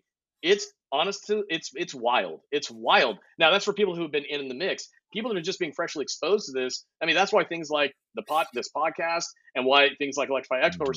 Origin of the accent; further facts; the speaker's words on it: Lancaster, California, United States; also born or lived in Palmdale, California; now in Austin, United States; I grew up in Lancaster, Palmdale.